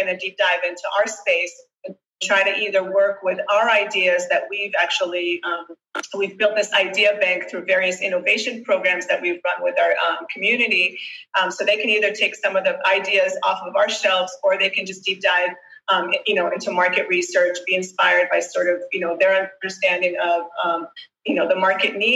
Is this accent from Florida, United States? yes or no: no; Boston, Massachusetts, United States; also born or lived in Israel; I grew up, I was born in Israel. I grew up in Boston. My parents relocated